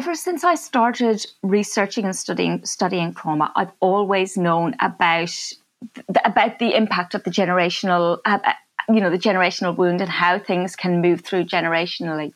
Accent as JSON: {"language": "English", "country": "Ireland", "moved": "yes", "said": "my family, we came from Ireland"}